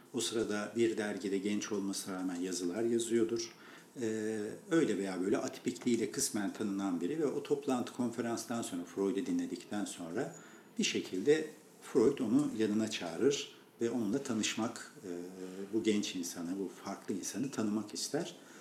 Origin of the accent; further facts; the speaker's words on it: Erzincan, Turkey; moved away; ben memleketimden bilirim. Bizim Erzincan'da böyle çok verimli olan bir bölge vardı.